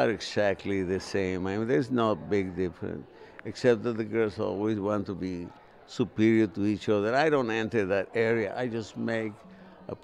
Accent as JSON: {"language": "English", "town": "Coalcomán", "region": "Michoacán", "country": "Mexico", "tie": "born or raised there", "moved": "yes", "lives_now": "Nashville, United States", "said": "I was born in the state of Michoacán, in a beautiful little town called Cualcomán"}